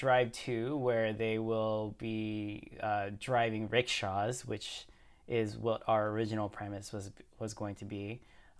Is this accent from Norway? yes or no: no; Canada; Like, I'm not a really a violent guy. I'm from Canada.